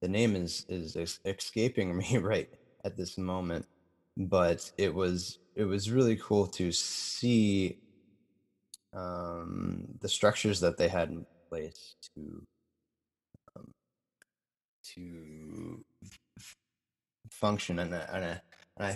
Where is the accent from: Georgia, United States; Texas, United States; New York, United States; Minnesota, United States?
Minnesota, United States; Minneapolis–Saint Paul; moved away; I grew up in the Twin Cities. I have family here.